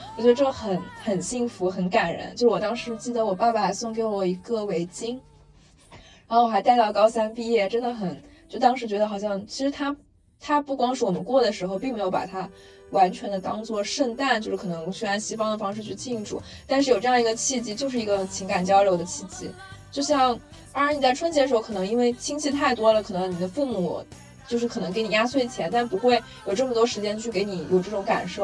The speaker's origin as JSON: {"language": "Chinese", "country": "China", "also_born_or_lived": "Shanghai", "said": "我们是中国人"}